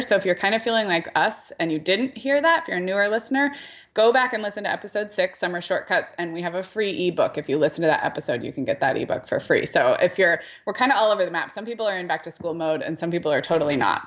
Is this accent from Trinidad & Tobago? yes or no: no; Santa Barbara, California, United States; moved away; Santa Barbara, which is my hometown, that the skating rink that I grew up going to birthday parties